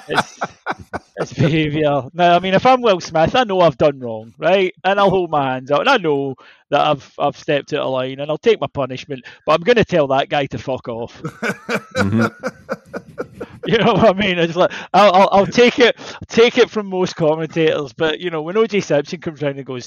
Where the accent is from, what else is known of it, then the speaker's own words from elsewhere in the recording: Scotland, United Kingdom; I'm Scottish